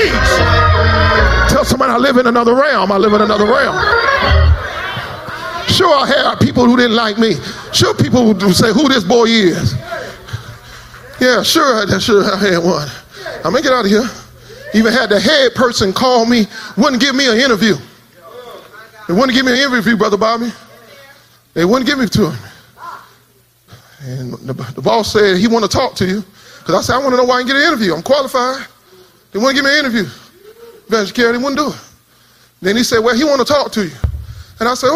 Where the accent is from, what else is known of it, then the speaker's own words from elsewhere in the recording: South Florida, United States; I come from South Florida